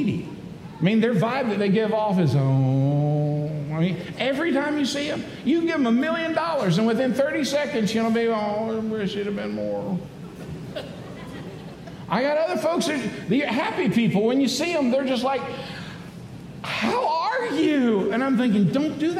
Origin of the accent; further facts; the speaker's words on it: Daytona Beach, Florida, United States; I grew up in Daytona Beach, Florida